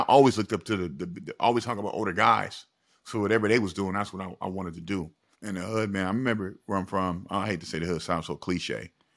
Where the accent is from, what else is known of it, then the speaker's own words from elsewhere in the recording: Springfield, United States; I'm from Springfield, but I, I come from a low-income neighborhood